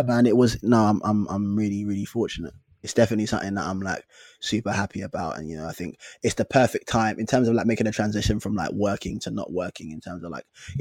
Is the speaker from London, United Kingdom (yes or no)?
yes; London, United Kingdom; we're from London. We're from different parts of London